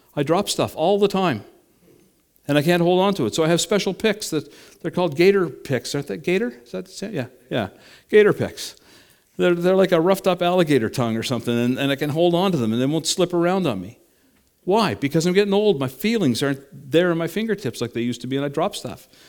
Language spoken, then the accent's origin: English; Canada; I'm a Canadian